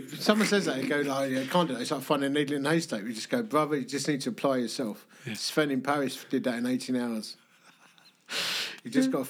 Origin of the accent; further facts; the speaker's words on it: London, United Kingdom; also born or lived in Dagenham; I grew up in the East End of London. I went to school in Hornchurch and Romford.